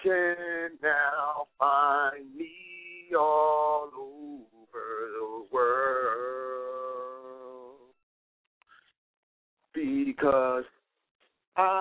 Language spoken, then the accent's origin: English; Philadelphia, Pennsylvania, United States; now in Miami, United States; I'm originally from Philadelphia, but I live in Miami right now